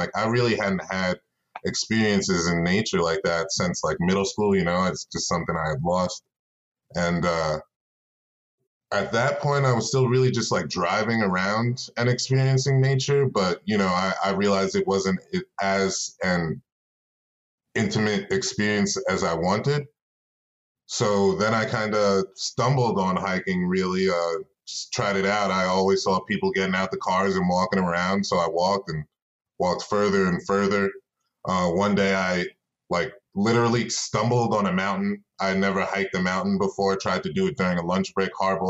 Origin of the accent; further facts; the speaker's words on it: New York, United States; moved away as an adult; now in Colorado, United States; I'm from New York originally, but I came to Colorado about 8 years ago